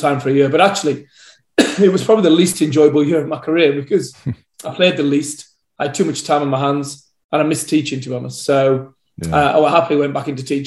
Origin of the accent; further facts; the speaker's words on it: Leeds, Yorkshire and the Humber, United Kingdom; I was born, I was brought up in Leeds.